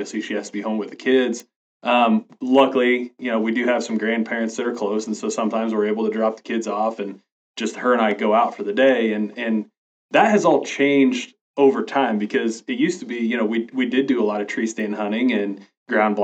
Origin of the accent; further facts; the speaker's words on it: Northwest Kansas, United States; I was born and raised in Northwest Kansas, and I've basically lived here all my life